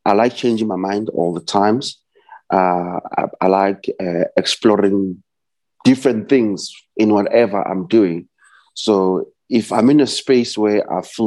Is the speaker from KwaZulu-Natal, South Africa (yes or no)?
no; Vosloorus, Gauteng, South Africa; now in Sandton, South Africa; I was born and raised in the East Rand, Vosloorus.